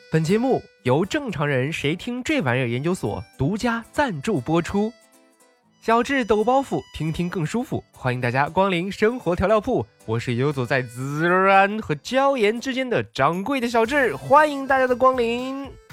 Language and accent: Chinese; Xinjiang, China; moved away; 没有回到我的老家新疆啊